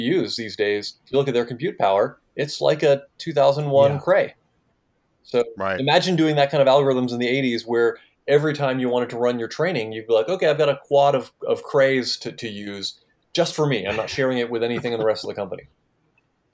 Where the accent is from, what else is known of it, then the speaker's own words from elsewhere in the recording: East Coast, United States; moved away as an adult; also born or lived in Santa Cruz, California; I grew up on the East Coast